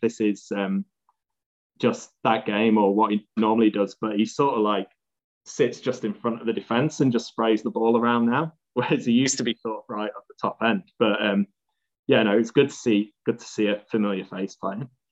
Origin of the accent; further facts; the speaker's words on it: Chesterfield, East Midlands, United Kingdom; moved away; also born or lived in Newcastle / London; I moved away from Chesterfield in about probably around like the Lee Richardson sort of time